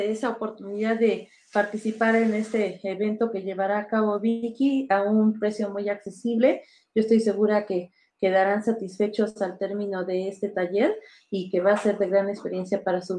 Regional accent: Mexico; Pues así somos los mexicanos, ¿no?

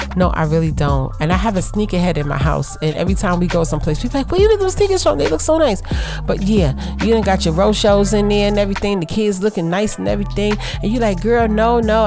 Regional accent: New York City, New York, United States; I grew up in Brooklyn

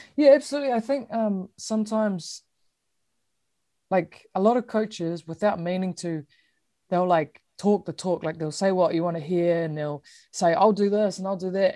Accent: New Zealand; being a Kiwi

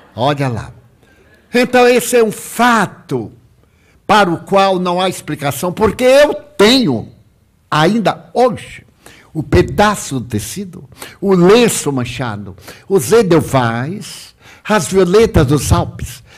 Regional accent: Salvador, Bahia, Brazil; eu pedi para voltar a Salvador, a minha cidade natal

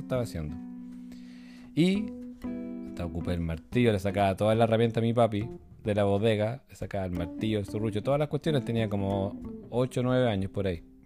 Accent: Rancagua, O'Higgins, Chile; Cuando era un niño, cuando era un pequeñín, chiquitín, allá en Rancagua, porque yo nací en Rancagua

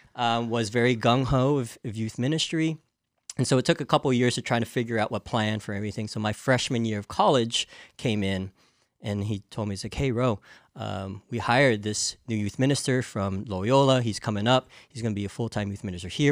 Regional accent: Santa Clara, California, United States; I was born and raised in Santa Clara

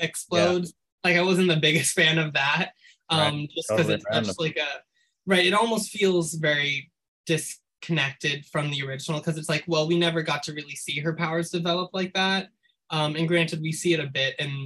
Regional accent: New York City, New York, United States; I grew up in New York City

